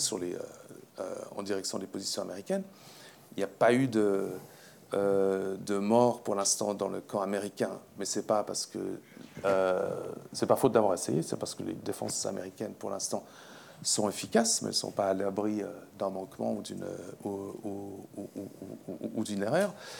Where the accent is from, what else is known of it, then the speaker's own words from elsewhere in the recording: Switzerland; Je suis suisse